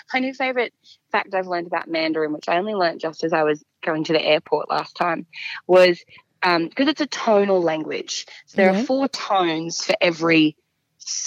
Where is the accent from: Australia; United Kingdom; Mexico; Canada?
Australia; moved away as an adult; now in China; I am Australian